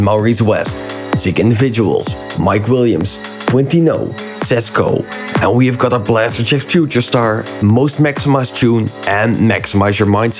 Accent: Netherlands; I love playing in my home country

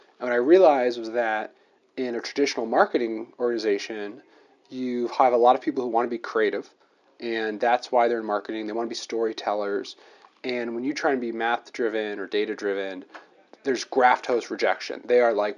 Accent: New Jersey, United States; moved away as an adult; now in Washington, D.C., United States; I'm originally from New Jersey

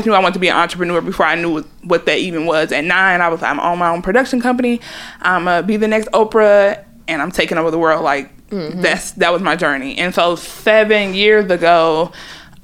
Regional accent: Atlanta, Georgia, United States; moved away as an adult; also born or lived in Dallas, Texas / Daytona Beach, Florida; My parents moved back to Atlanta, Georgia

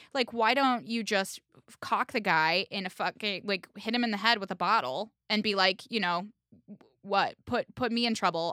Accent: Indianapolis, Indiana, United States; now in New York, United States; I'm from Indiana, I'm from Indianapolis, which is a sizable city.

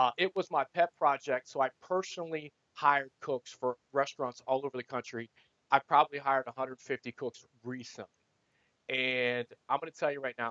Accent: Ohio, United States; now in Arizona, United States; I'm in Arizona now, but in Ohio

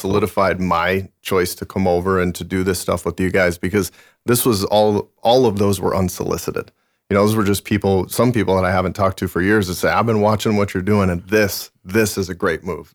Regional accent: Montana, United States; moved away; I was born and raised in Montana

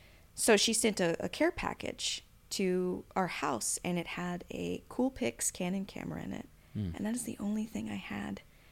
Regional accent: Arcata, California, United States; also born or lived in Sacramento, United States / Yucca Valley, United States; Originally, I was born in Sacramento, California, and then I grew up mainly in Northern California around Arcata, McKinleyville, and then I spent the last few years in California in the Mojave, Yucca Valley, Palm Springs area.

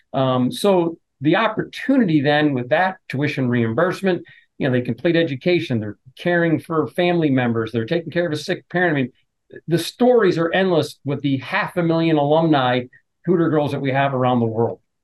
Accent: New Jersey, United States; moved away; my parents owned an Italian deli growing up in New Jersey

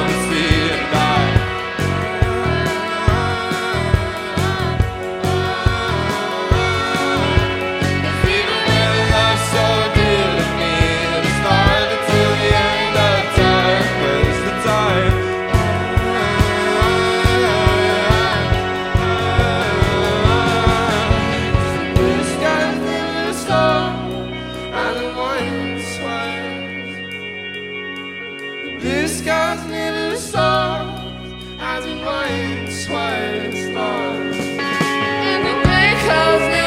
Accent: Bowling Green, Kentucky, United States; We're from Bowling Green, Kentucky

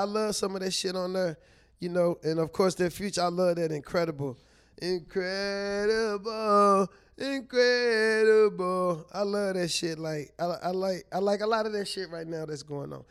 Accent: St. Louis, Missouri, United States; also born or lived in Chihuahua; I'm from Saint Louis.

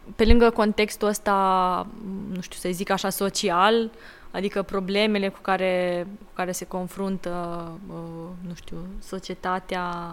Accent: Timișoara, Timiș County, Romania; Timișoara, adică de, de acolo de unde sunt eu

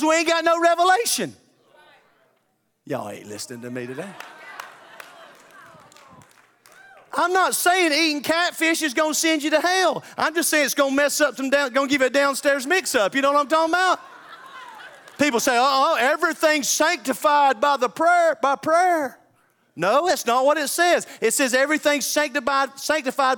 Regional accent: the South, United States; I'm a Southerner.

